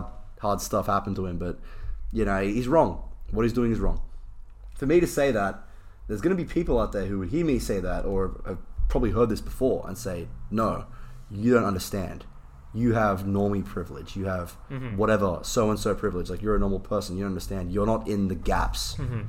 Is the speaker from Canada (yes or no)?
no; Australia; I'm Australian